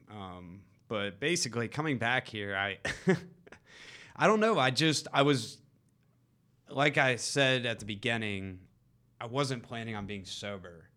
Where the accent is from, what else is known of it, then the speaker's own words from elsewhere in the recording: East Cobb, Georgia, United States; Grew up in East Cobb